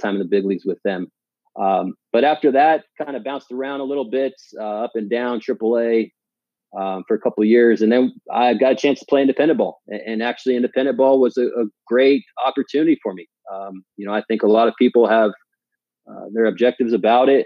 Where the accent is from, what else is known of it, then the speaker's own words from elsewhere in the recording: Palm Springs, California, United States; moved away as an adult; now in Washington, United States; I grew up in the Palm Springs area, went to high school there